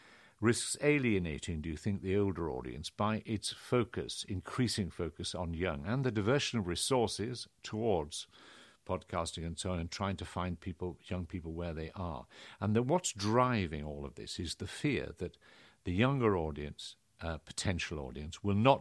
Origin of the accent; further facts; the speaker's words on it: Carlisle, North West England, United Kingdom; born there; accent: slight northern accent; I suppose I altered my accent. I was born in Carlisle, had a slight northern accent, I don't think very strong, occasionally there.